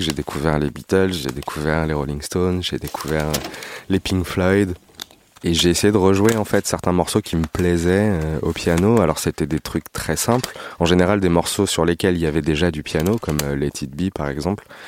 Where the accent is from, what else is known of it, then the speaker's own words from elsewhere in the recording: Paris region, Île-de-France, France; Je suis né à Paris, j'ai grandi en région parisienne.